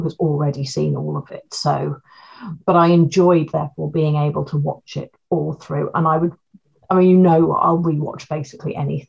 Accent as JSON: {"language": "English", "region": "London", "country": "United Kingdom", "said": "Being a West Londoner"}